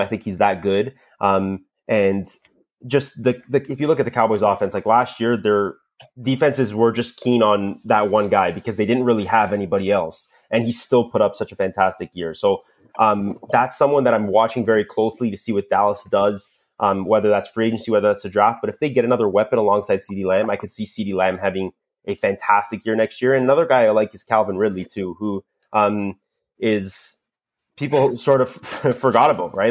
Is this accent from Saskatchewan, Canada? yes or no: no; Toronto, Ontario, Canada; accent: Canadian; I'm from Toronto, Canada